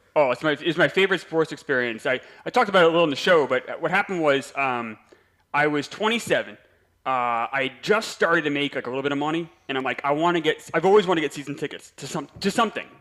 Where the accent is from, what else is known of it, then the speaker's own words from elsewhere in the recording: New York, United States; I'm from New York